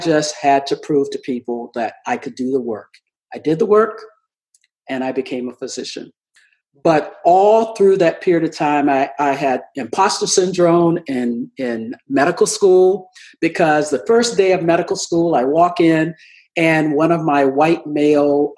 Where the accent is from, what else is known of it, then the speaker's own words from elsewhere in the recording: the South, United States; I'm from the South